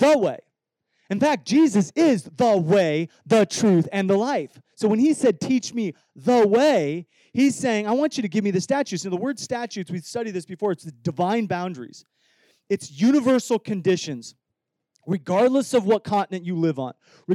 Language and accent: English; Iowa, United States; I grew up in Iowa